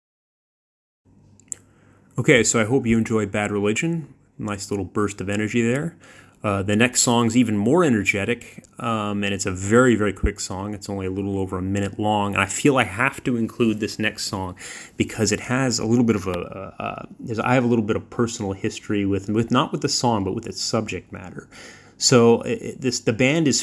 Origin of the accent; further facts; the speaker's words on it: Thousand Oaks, California, United States; moved away as an adult; now in Darwin, Australia; where I grew up in Thousand Oaks, California